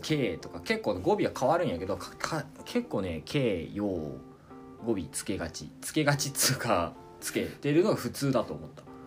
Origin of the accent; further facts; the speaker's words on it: Kochi, Japan; accent: Tosa dialect; moved away as an adult; now in France; 僕やったら高知県出身なんですけど